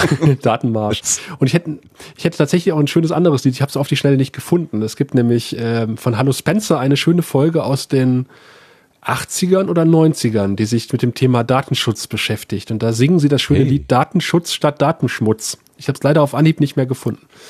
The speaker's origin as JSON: {"language": "German", "area": "35 km south of Aachen, at the Belgian border", "region": "North Rhine-Westphalia", "country": "Germany", "tie": "born or raised there", "also_born_or_lived": "Saxony / Cottbus", "accent": "Rheinländer", "moved": "as an adult", "said": "ich bin zwar in Aachen geboren, Aachen liegt ja im Rheinland, äh, also im Marienhospital, aber ich bin äh, 35 Kilometer südlich"}